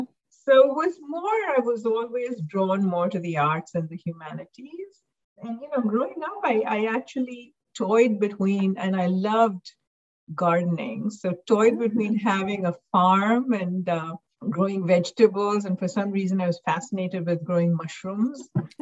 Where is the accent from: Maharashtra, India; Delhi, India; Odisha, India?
Maharashtra, India; Mumbai; moved away as an adult; also born or lived in North America; I grew up in Mumbai, India, and I went to an international school, so was in school with people from all over the world